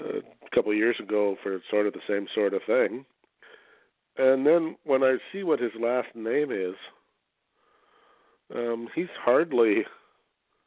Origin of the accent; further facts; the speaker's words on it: Canada; being a Canadian